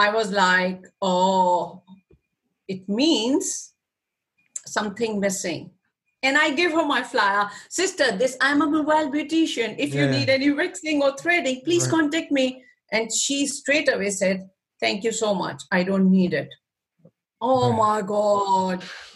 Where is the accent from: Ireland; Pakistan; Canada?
Pakistan; moved away; I'm from Pakistan too